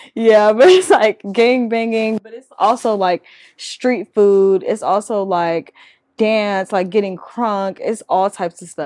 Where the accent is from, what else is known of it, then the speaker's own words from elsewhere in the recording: California, United States; moved away as an adult; also born or lived in Louisiana, United States; now in Dallas, United States; where I grew up in California